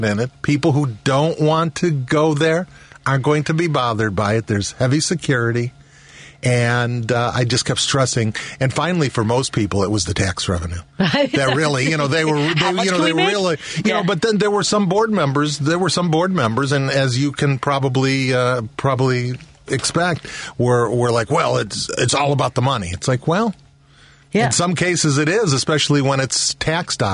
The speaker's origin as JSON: {"language": "English", "town": "Carol Stream", "region": "Illinois", "country": "United States", "tie": "born or raised there", "said": "I grew up in Carroll Stream"}